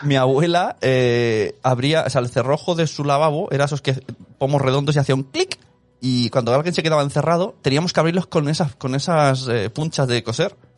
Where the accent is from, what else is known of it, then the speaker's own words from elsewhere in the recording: Barcelona, Catalonia, Spain; ¿de dónde eres? Y digo, de Barcelona